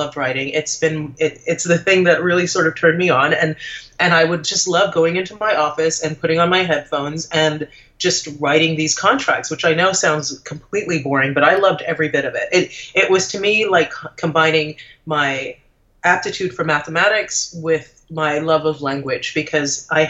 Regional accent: Trinidad & Tobago; moved away; I'm originally from the Caribbean. I'm from Trinidad, and my husband is English.

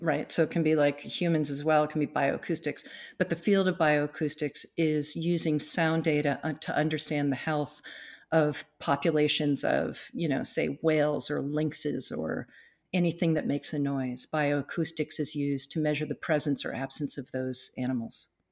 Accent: East Coast, United States; now in North Cascades, United States; I grew up on the East Coast, um, on, you know, the Eastern Seaboard on the Atlantic Ocean

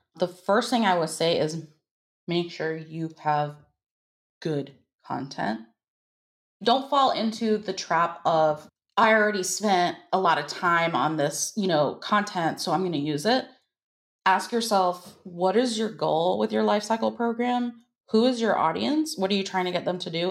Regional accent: United States; I am from the United States.

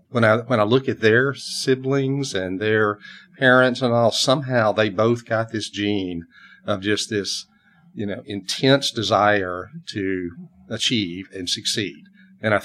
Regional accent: Atlanta, Georgia, United States; now in Austin, United States; I grew up in Atlanta, Georgia, in that area.

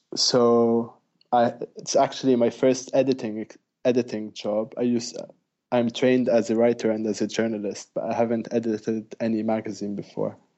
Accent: Lebanon; Indeed, I am from Lebanon.

